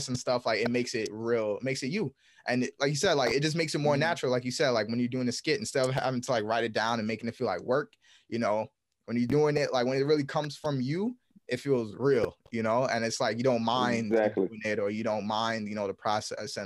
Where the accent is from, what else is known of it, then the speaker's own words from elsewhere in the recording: New York, United States; two brothers out of New York, we're from New York